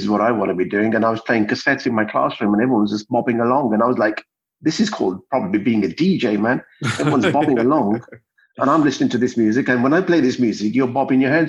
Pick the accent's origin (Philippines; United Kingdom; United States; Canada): United Kingdom; Birmingham, West Midlands; also born or lived in India; born in India, and my parents, we moved straight to Birmingham.